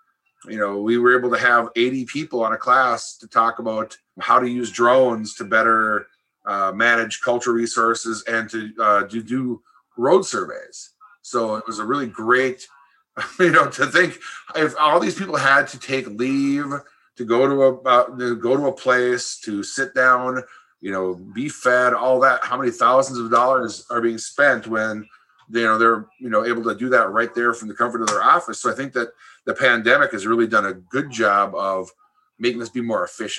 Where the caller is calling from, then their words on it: Red Lake, Minnesota, United States; I'm joining you from Red Lake, Minnesota here.